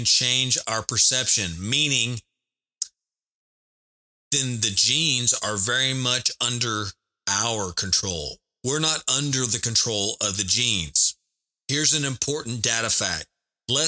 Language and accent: English; the South, United States; I am from the South in America. I live in Texas